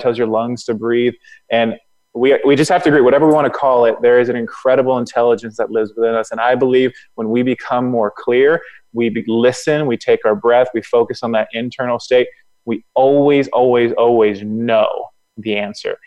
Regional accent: Florida, United States; moved away; also born or lived in Atlanta; I'm from Florida.

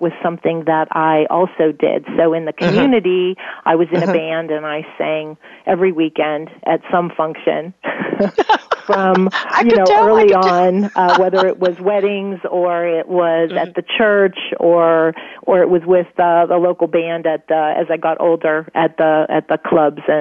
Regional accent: Pittsburgh, Pennsylvania, United States; moved away; also born or lived in Ireland; growing up in Pennsylvania, in Pittsburgh, and I was an only child.

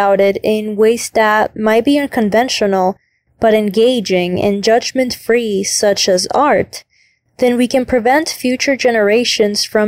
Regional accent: Chile; I am from Chile

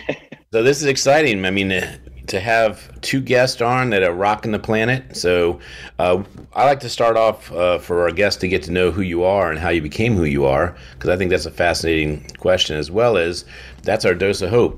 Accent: Warwick, Rhode Island, United States; my home state, where I was born, Warwick, Warwick, Rhode Island

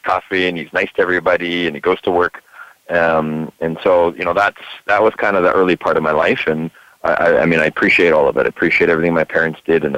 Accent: Vancouver, British Columbia, Canada; I grew up here in Vancouver, Canada

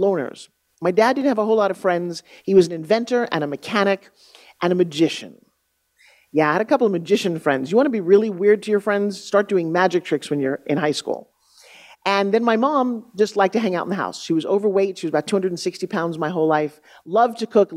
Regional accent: Long Island, New York, United States; I grew up on Long Island, New York. I grew up talking like this, a tough truck driver

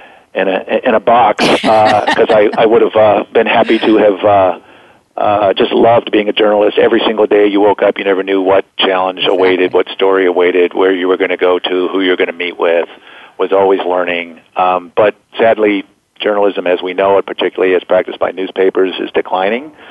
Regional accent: Detroit, Michigan, United States; moved away; also born or lived in Washington, D.C. / Los Angeles; growing up in Detroit

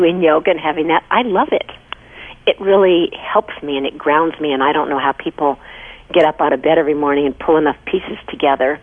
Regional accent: Missouri, United States; moved away as an adult; also born or lived in Toronto, Canada; now in Los Angeles, United States; I grew up in Missouri, and you had meat three times a day

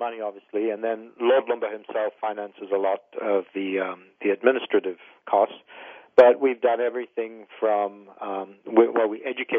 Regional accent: India; So being Indian, I know, widows are an issue in India, and there's, some social stigma that needs to be fought against.

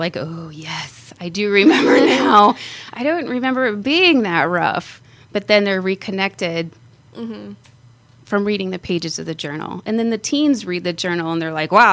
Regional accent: Phoenix, Arizona, United States; also born or lived in California; my father moved us to Phoenix when I was eight, and I went to school here, actually went to high school at Chaparral High, and pretty much grew up here in Arizona

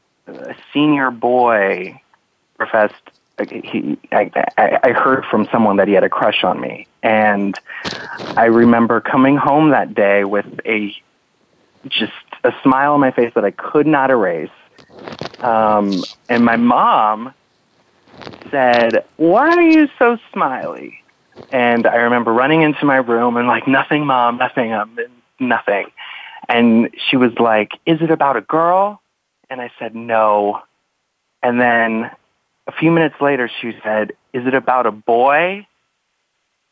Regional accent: Los Angeles area, California, United States; I remember taking the Metrolink, which is a train here

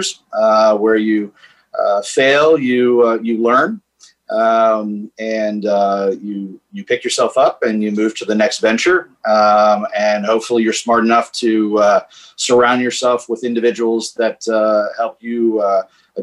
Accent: Washington, District of Columbia, United States; moved away; also born or lived in Northern Virginia / Los Angeles; Born and raised in Washington, D.C., 52 years old.

